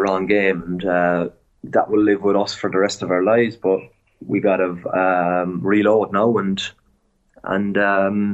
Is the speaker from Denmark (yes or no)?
no; Cork, Munster, Ireland; moved away as an adult; now in France; I'm 100% a Colchi. Yeah. I'm from Cork